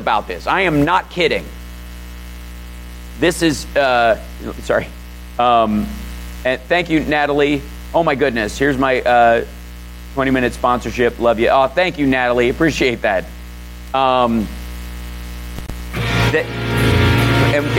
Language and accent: English; Kentucky, United States; growing up in Kentucky